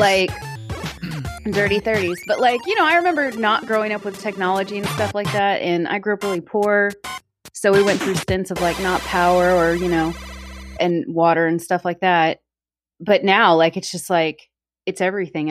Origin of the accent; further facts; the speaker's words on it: Texas, United States; moved away; my family, my hometown got like two foot of snow, which is unheard of in places in Texas.